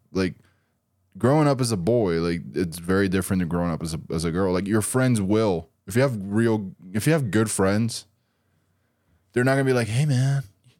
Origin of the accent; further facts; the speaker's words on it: Brazil; Brazil. Like, they're like, you realize that show is from here, right?